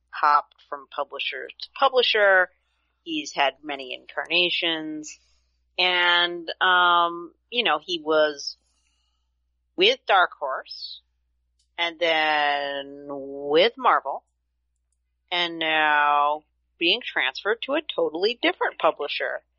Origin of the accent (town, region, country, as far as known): United States